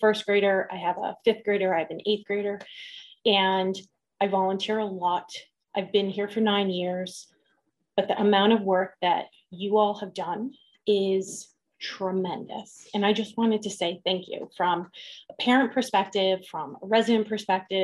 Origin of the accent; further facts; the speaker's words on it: New Jersey, United States; moved away; I grew up in New Jersey.